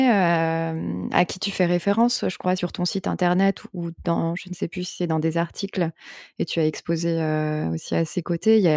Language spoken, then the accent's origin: French; Boulogne-Billancourt, Île-de-France, France; also born or lived in Vendée; j'ai grandi à Paris